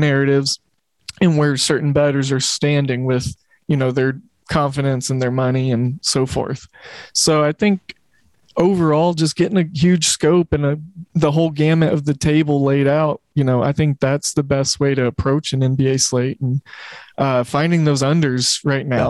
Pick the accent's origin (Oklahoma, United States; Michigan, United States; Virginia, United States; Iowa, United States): Oklahoma, United States; Oklahoma City; I grew up in Oklahoma City where we didn't have a professional team until, you know, my freshman, almost sophomore year of high school, where the Thunder came along